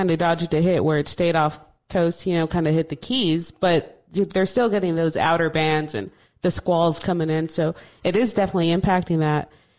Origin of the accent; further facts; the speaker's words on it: Texas, United States; moved away; I'm like, no, I'm Texan.